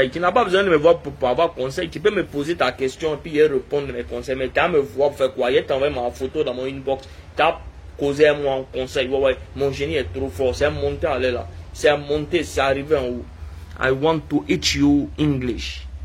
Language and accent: French; Guinea; Je suis guinéen, je vis là-bas.